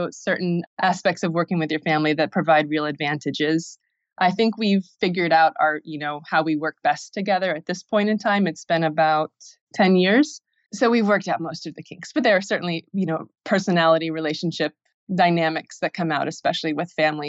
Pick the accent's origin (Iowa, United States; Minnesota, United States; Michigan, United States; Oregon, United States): Iowa, United States; also born or lived in Los Angeles; I'm originally from Iowa, and I was drinking kombucha in LA. And then in 2009, I decided to return back to my hometown. And it's a small town in Iowa, about 10,000 people